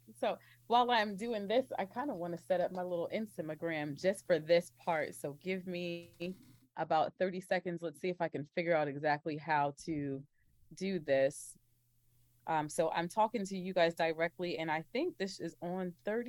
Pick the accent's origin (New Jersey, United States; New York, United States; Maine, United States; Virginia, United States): New Jersey, United States; also born or lived in Oklahoma / Texas / Kansas; I'm originally from New Jersey, but I spent a lot of my life in the Midwest or South or whatever you want to call it, kind of in that Oklahoma, Texas, Kansas region.